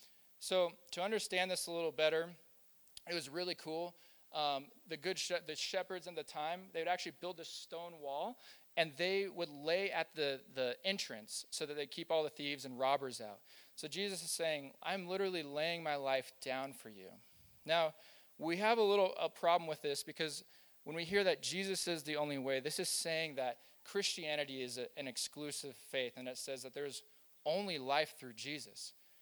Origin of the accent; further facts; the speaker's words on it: Kansas, United States; Now, I grew up in Kansas, and I had a friend, and he had a cousin who was Amish.